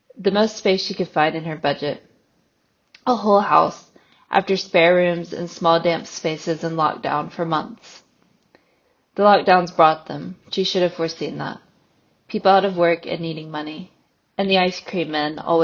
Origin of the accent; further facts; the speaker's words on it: United States; accent: American; moved away as an adult; also born or lived in Northern Ireland / Galway; As you can probably tell from my accent, I'm American, but I spent the majority of my 20s in Ireland